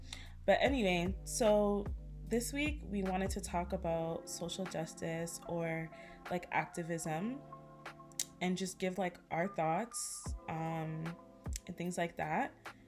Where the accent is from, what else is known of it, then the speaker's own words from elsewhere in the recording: Ghana; I'm from Ghana.